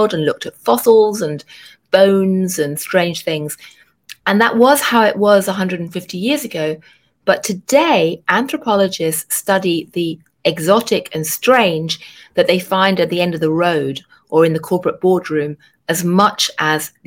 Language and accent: English; London, United Kingdom; moved away as an adult; now in New York, United States; I grew up in London in a really boring suburb